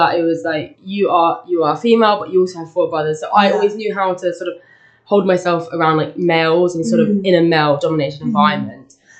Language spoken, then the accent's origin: English; London, United Kingdom; I'm 19 and I'm from South London and I study Spanish and beginner's German.